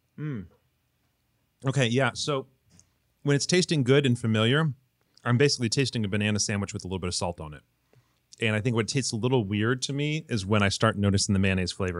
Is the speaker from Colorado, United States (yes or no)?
no; Michigan, United States; also born or lived in the Southern US; now in Southern United States; I live in the South, but I'm not from the South, I'm from Michigan.